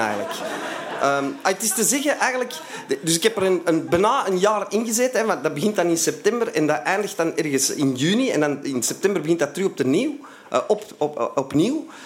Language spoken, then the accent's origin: Dutch; Antwerp, Flanders, Belgium; ik kom uit Antwerpen en, eh, ik kom, en ook uit Vlaanderen, hè, want dat ligt eh, in Vlaanderen, Antwerpen